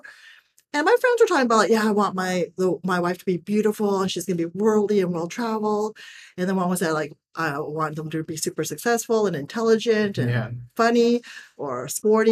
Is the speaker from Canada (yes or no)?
yes; Toronto, Ontario, Canada; now in Bali, Indonesia; even though they're Chinese, I was born in Toronto